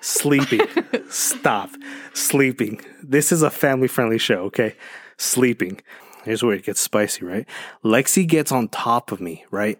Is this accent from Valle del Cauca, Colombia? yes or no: no; Medellín, Antioquia, Colombia; moved away; I'm from Colombia, right? Right, and, like, from the ru, from the, from the streets of Medellin